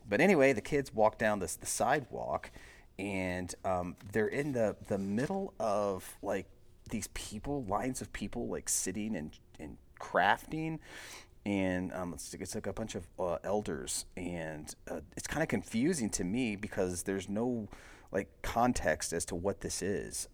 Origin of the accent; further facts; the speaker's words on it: United States; we're just Americans